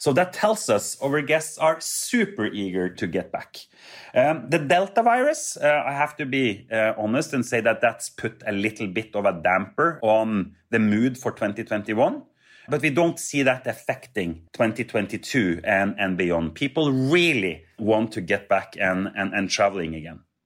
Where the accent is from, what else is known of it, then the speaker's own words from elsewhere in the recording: Trondheim, Trøndelag, Norway; I grew up with Hurtigruten uh, in my hometown of Trondheim